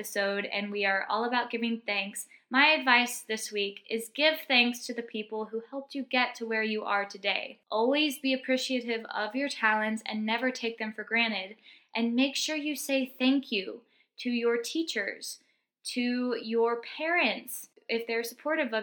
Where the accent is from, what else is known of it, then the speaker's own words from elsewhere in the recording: Texas, United States; moved away; where I'm from Texas originally, we call it stuffing